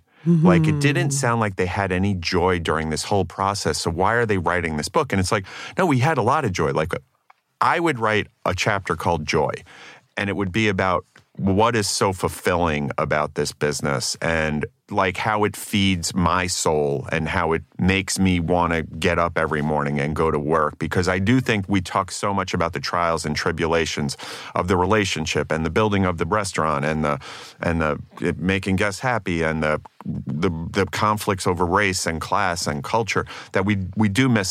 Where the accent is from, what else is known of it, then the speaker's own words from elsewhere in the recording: Staten Island, New York, United States; I'm from Staten Island, so I have such